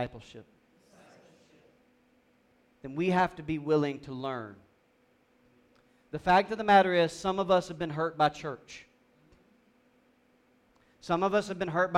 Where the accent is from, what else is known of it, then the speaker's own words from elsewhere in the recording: South Georgia, United States; growing up in South Georgia